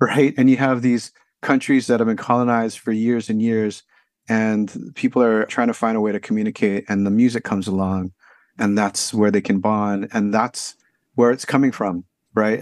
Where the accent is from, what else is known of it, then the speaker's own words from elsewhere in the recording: Honolulu, Hawaii, United States; now in San Francisco, United States; I grew up in Honolulu, Hawaii